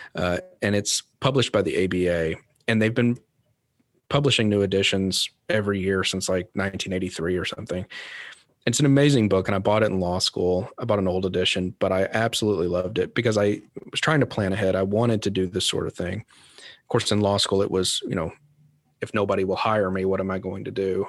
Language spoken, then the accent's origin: English; Kentucky, United States; now in Louisville, United States; my stepdad was a volunteer firefighter in my hometown in Kentucky